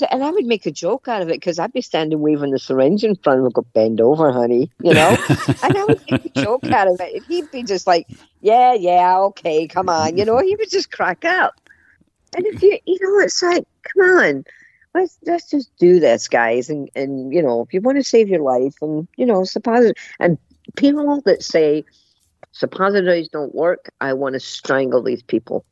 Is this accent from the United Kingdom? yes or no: yes; Scotland, United Kingdom; I'm Scottish